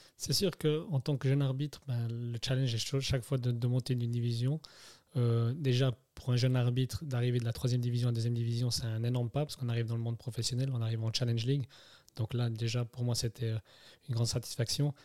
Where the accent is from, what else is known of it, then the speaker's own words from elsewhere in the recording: Neuchâtel, Switzerland; also born or lived in Germany; je suis né en Allemagne en 89. je suis parti après, à l'âge de 3 ans, je suis arrivé à Neuchâtel, mhm. où j'ai fait finalement toute ma jeunesse